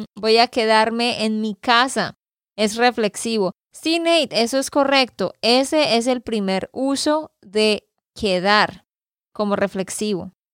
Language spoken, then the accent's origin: Spanish; Santander, Colombia; de Santander, Colombia